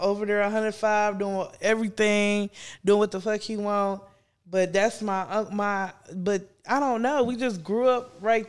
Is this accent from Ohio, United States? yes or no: yes; East Cleveland, Ohio, United States; But I grew up in East Cleveland around that area.